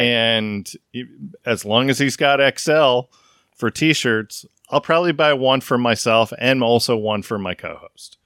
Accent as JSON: {"language": "English", "area": "the Northwest", "region": "Pacific Northwest", "country": "United States", "tie": "born or raised there", "said": "I grew up in the Northwest"}